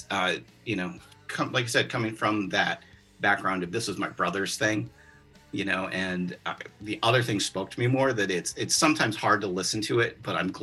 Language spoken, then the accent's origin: English; Ann Arbor, Michigan, United States; growing up in Ann Arbor, Michigan